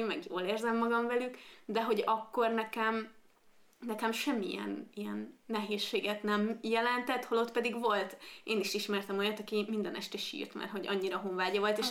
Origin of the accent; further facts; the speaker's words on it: Székesfehérvár, Fejér, Hungary; moved away as an adult; now in Budapest, Hungary; én Székesfehérvári vagyok